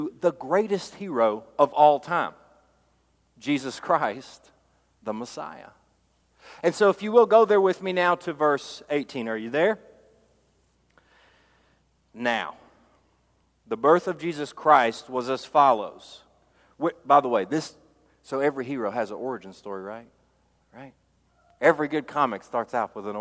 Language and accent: English; Hall County, Georgia, United States; we're not from the Okefenokee Swamp. It's from Hall County, Georgia